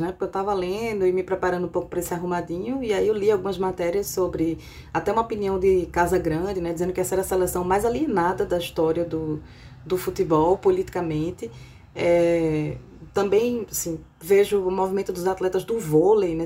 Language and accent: Portuguese; Brazil; moved away; sendo brasileira